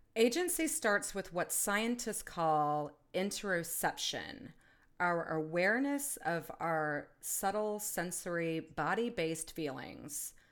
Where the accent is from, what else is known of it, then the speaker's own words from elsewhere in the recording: United States; I'm an American. I live in the United States.